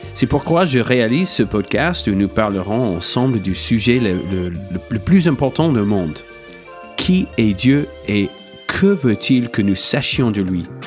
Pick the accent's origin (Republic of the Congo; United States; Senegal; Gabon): United States; French is a second language; moved away as an adult; now in France; je suis franco-américain, mais j'ai été élevé aux États-Unis, évidemment, par mon accent